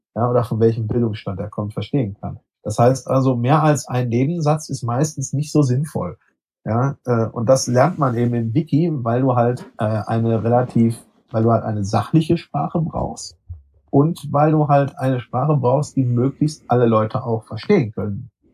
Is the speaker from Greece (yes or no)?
no; Sauerland, North Rhine-Westphalia, Germany; mir als Sauerländer